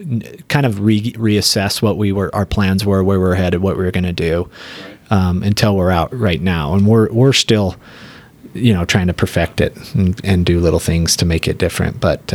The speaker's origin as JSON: {"language": "English", "town": "West Jordan", "region": "Utah", "country": "United States", "tie": "born or raised there", "said": "I grew up in West Jordan."}